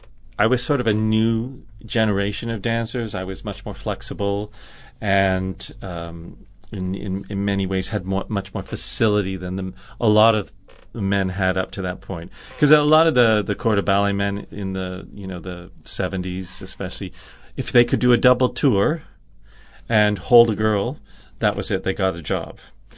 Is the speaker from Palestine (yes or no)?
no; Canada; That is my home country, yes.